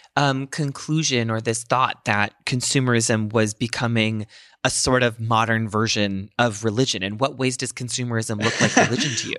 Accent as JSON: {"language": "English", "country": "United States"}